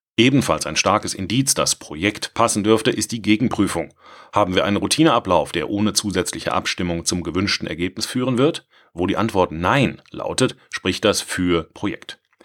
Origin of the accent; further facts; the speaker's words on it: Swabia, Germany; ich als Schwabe